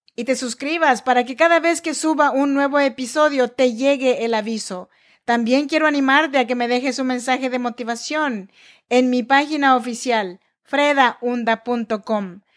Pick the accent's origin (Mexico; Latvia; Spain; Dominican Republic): Mexico; Chinantla region, Oaxaca; now in Sacramento, United States; Yo nací en Oaxaca, México, en la región chinanteca, pero yo vivo y grabo este podcast desde Sacramento, California.